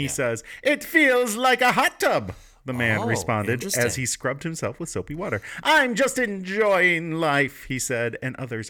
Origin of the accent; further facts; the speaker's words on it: Virginia, United States; I'm from Virginia.